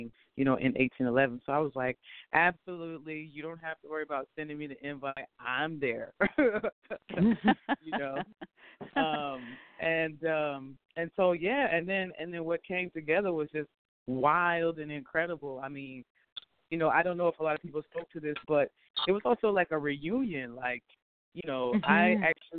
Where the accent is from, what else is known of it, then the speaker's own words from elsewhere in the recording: Jacksonville, Florida, United States; now in New Orleans, United States; I'm from Florida, Jacksonville